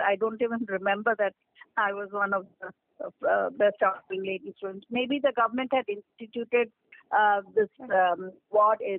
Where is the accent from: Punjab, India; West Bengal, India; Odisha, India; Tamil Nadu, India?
Odisha, India; We grew up in Orissa